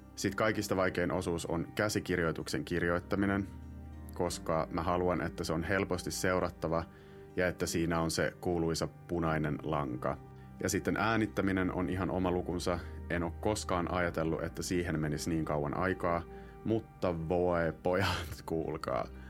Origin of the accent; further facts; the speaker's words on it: Finland; first language Finnish; moved away as an adult; oon nyt kahdeksan vuotta asunut pois Suomesta